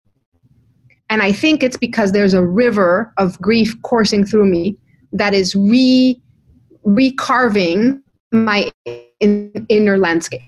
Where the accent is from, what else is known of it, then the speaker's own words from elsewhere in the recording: Mexico; moved away; I come from Mexico.